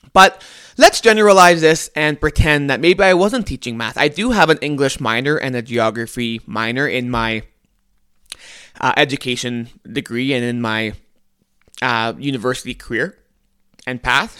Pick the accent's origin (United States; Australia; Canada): Canada; I'm Canadian